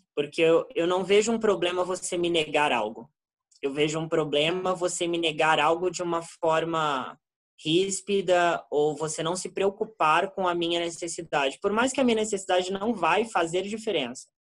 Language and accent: Portuguese; Brazil; Nós, como brasileiros